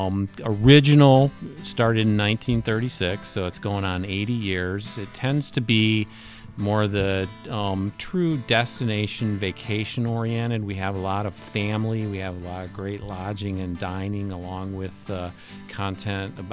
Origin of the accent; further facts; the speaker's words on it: Michigan, United States; also born or lived in New York City; now in Colorado, United States; a dedicated skier and ski bum growing up in Michigan